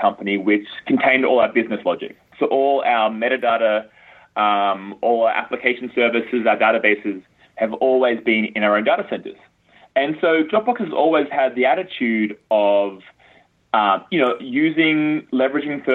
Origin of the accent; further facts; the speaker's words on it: Australia; moved away as an adult; now in United States; I grew up in Australia